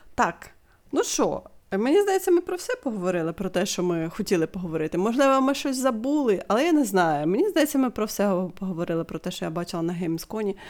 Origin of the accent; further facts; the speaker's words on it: Ukraine; Ми з України.